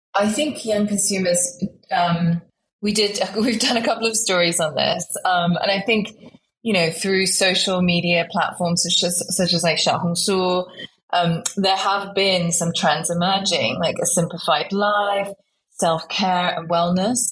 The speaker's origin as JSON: {"language": "English", "country": "United Kingdom", "tie": "born or raised there", "also_born_or_lived": "Guiyang, China / Hong Kong / Shanghai", "accent": "British", "said": "I moved to the UK when I was five years old, actually, with my parents"}